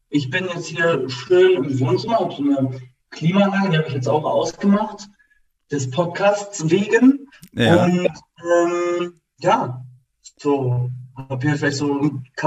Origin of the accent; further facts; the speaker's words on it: Berlin, Germany; ich bin geboren in Zehlendorf, aber hm, schon mit acht Monaten halt nach Spandau gezogen, damals mit meiner Family.